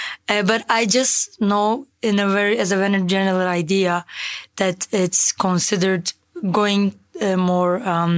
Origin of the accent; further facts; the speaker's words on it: Turkey; now in Germany; from Turkey, living in Germany.